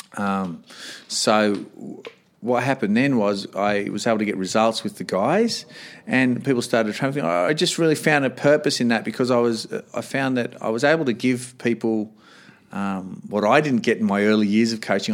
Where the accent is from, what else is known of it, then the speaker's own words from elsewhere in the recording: Sydney, New South Wales, Australia; moved away as an adult; also born or lived in Canberra; I'm from Sydney